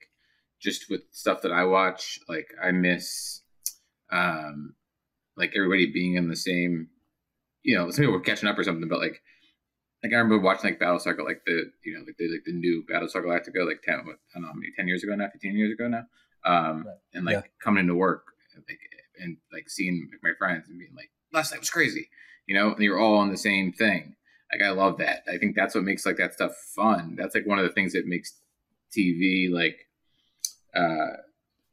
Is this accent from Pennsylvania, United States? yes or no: yes; Pittsburgh, Pennsylvania, United States; moved away; I grew up in Pittsburgh for a bit